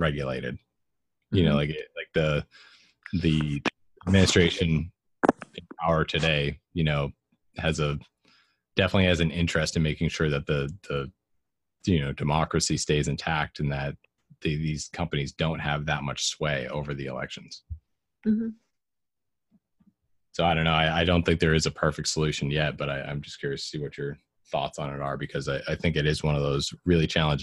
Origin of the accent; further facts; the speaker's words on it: Massachusetts, United States; I'm from Massachusetts. Like almost everyone in my family is very liberal